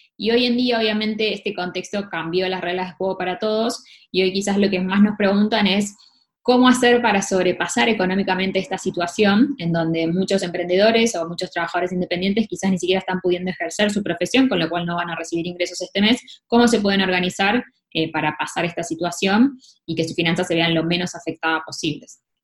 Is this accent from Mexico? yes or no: no; Argentina